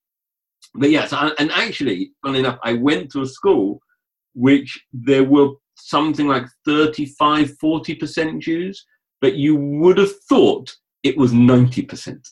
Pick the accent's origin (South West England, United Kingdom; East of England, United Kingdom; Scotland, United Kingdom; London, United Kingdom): London, United Kingdom; I grew up in a suburb of North London